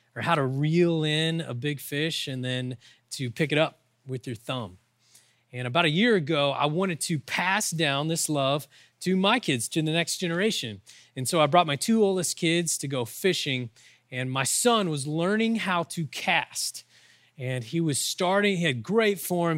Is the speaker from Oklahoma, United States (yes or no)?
yes; Oklahoma, United States; I'm from Oklahoma, we use those kind of words.